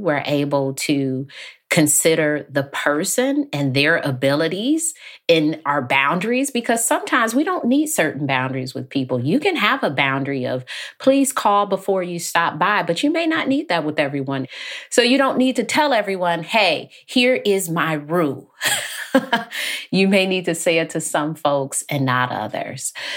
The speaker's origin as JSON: {"language": "English", "town": "Detroit", "region": "Michigan", "country": "United States", "tie": "born or raised there", "said": "I grew up in Detroit"}